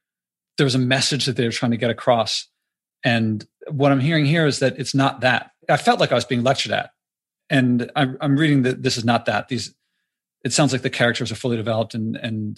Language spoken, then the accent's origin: English; United States; I'm American. I've spent most of my life in America